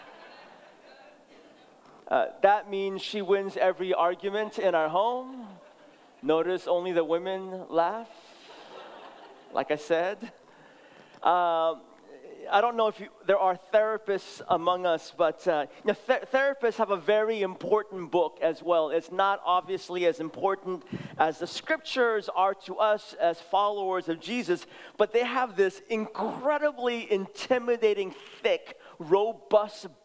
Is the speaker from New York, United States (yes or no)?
no; San Francisco, California, United States; also born or lived in Seoul, South Korea; I was born in Seoul, South Korea, and immigrated when I was 6 years old. Immigrated directly to San Francisco, so we grew up in the city.